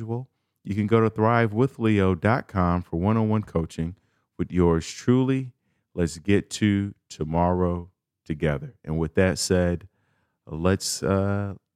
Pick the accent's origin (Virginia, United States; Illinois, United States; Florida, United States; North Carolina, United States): Illinois, United States; Chicago; I'm from Chicago, a major city